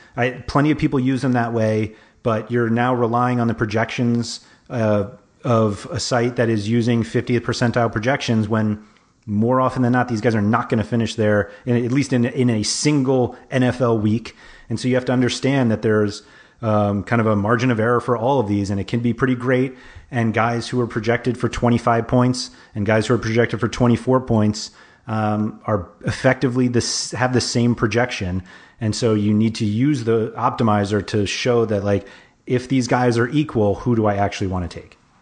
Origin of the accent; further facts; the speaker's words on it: New York, United States; moved away; growing up in New York, like, I have friends who are Giants